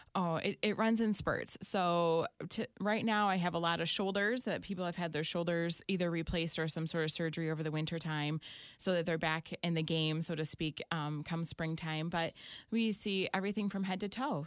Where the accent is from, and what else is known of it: Clinton, Michigan, United States; born or raised there; also born or lived in Saline, Michigan / Britton, Michigan